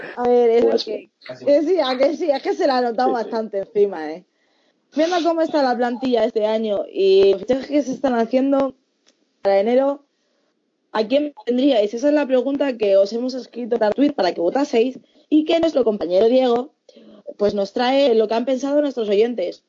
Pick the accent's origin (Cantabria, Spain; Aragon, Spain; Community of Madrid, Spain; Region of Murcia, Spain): Community of Madrid, Spain; Fuenlabrada